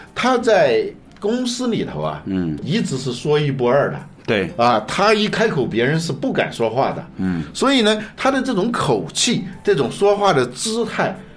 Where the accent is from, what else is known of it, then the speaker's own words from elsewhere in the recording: China; 尤其是像我们中国人对他不了解